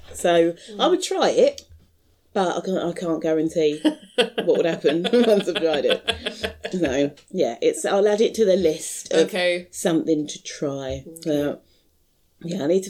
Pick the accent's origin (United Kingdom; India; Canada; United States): United Kingdom; even like when we go on holiday, then we probably end up, we're very British abroad.